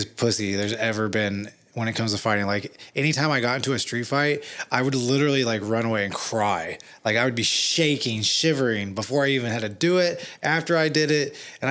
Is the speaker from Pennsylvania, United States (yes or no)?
no; Indiana, United States; also born or lived in Los Angeles, California; now in Arizona, United States; I'm from Indiana